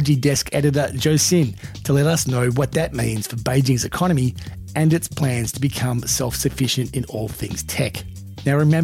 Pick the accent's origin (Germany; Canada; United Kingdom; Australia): Australia; being Australian